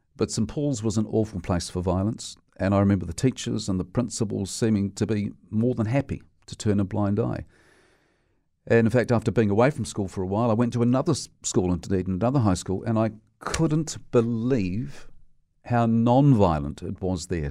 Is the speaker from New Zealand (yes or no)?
yes; Dunedin, Otago, New Zealand; I grew up in Dunedin, and I went to a high school there that was terribly violent